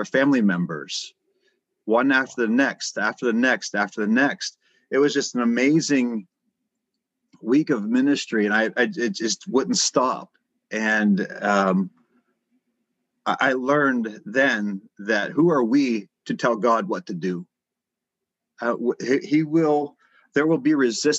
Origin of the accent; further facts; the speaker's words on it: United States; I'm from America